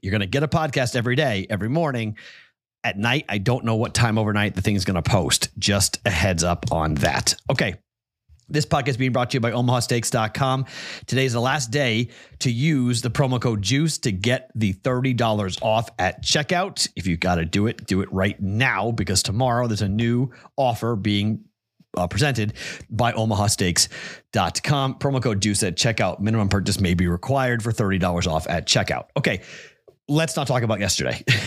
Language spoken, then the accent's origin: English; Andover, Massachusetts, United States; moved away; my home state, my hometown of Andover, Mass